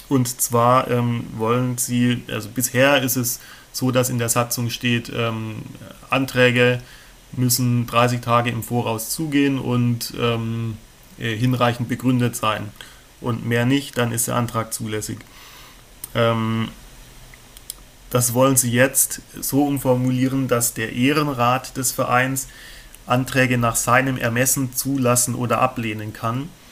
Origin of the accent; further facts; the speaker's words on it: near Stuttgart, Baden-Württemberg, Germany; moved away as an adult; now in Mainz, Germany; ich komme aber ursprünglich aus der Nähe von Stuttgart. Ich glaub, das hört man manchmal auch ein bisschen